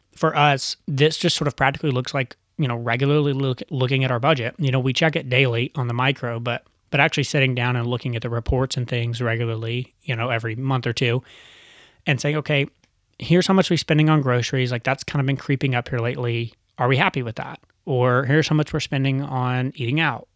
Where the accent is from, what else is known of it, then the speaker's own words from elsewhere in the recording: United States; growing up in America